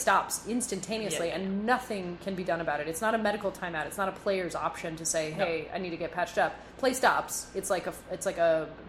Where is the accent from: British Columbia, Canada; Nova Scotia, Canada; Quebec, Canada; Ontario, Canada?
Quebec, Canada; Montreal; as a Canadian, as a Montrealer